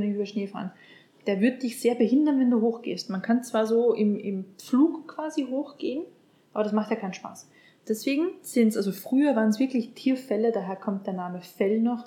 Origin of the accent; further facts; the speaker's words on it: Upper Austria, Austria; ich bin aus Oberösterreich und äh, wir haben uns dann im Heimatdialekt quasi unterhalten.